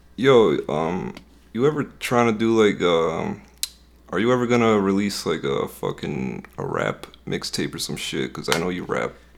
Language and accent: English; Westmont, Illinois, United States; Illinois, this, this town is called, uh, Westmont. It's, like, pretty close to Chicago